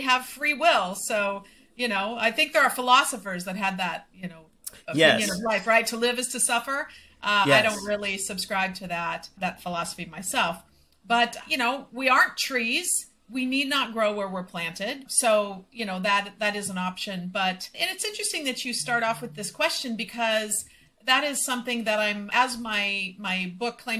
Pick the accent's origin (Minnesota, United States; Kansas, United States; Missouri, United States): Minnesota, United States; moved away as an adult; now in Mexico; I will always be from Minnesota.